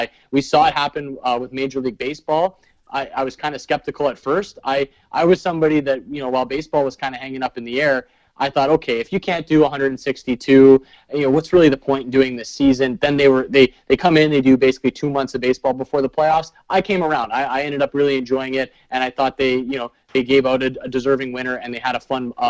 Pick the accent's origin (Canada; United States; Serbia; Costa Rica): Canada; As a Canadian and a Canadian hockey fan, it's pretty intriguing to me to think of all of those teams in the same division.